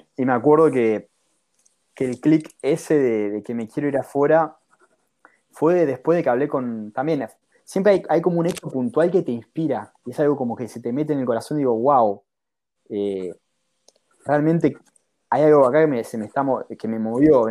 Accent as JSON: {"language": "Spanish", "town": "Mar del Plata", "region": "Buenos Aires Province", "country": "Argentina", "tie": "born or raised there", "also_born_or_lived": "San Francisco", "moved": "as an adult", "lives_now": "California, United States", "said": "yo nací en Mar del Plata, que es una ciudad de Argentina"}